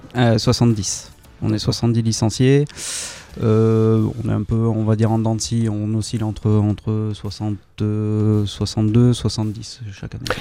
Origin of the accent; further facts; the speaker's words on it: Bordeaux, Nouvelle-Aquitaine, France; moved away; also born or lived in Pau; Je viens de Bordeaux.